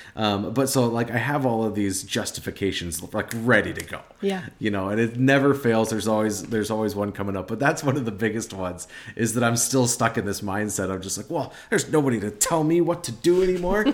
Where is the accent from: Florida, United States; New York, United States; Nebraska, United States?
Nebraska, United States; I'm from Nebraska. Um, we're Nebraska people